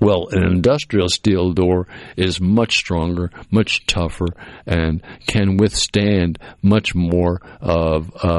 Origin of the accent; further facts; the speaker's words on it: Cape Cod, Massachusetts, United States; moved away; where I grew up on the Cape, because it was a small town